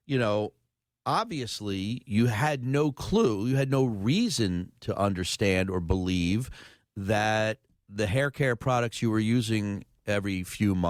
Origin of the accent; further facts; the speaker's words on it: Philadelphia, Pennsylvania, United States; I grew up in the Oxford Circle with food stamps